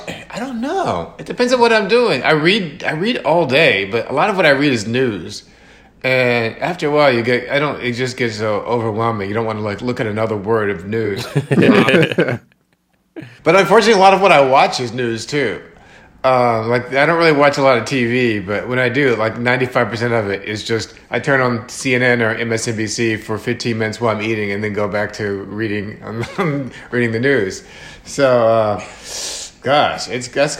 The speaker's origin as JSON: {"language": "English", "town": "St. Louis", "region": "Missouri", "country": "United States", "also_born_or_lived": "Florida", "moved": "yes", "lives_now": "New York, United States", "said": "I'm from St. Louis, Missouri"}